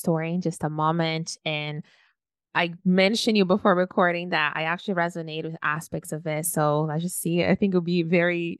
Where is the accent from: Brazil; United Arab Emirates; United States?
Brazil; moved away as an adult; now in Canada; I was born and raised in Brazil